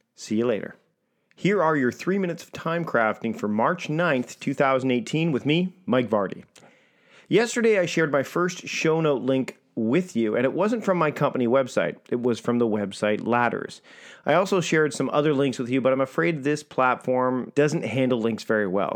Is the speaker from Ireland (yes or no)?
no; Victoria, British Columbia, Canada; my hometown of Victoria, B C, Canada